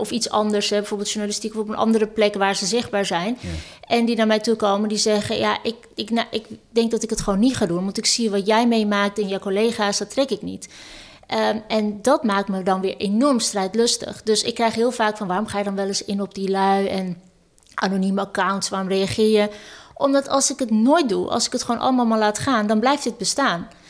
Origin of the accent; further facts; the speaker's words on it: Amsterdam, North Holland, Netherlands; Ik ben Amsterdammer, ik ben Ajaxiet, ik ben een vrouw